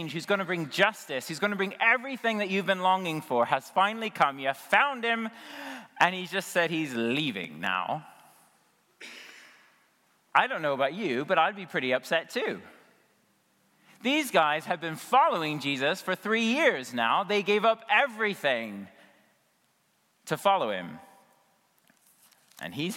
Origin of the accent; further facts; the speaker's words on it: United States; I'm an American